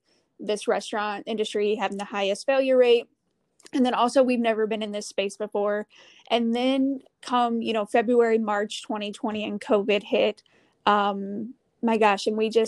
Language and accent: English; Midwest, United States; but I'm from the Midwest, so a little bit of snow isn't going to scare me.